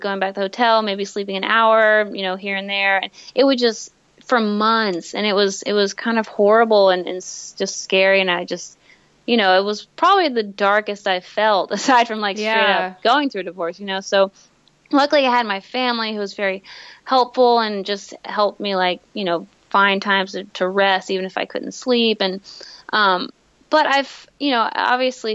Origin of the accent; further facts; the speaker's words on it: Tyler, Texas, United States; We grew up here in Tyler.